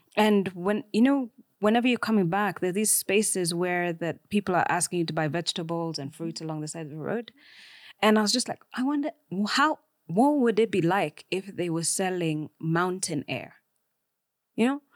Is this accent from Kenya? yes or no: yes; Kenya; I am Kenyan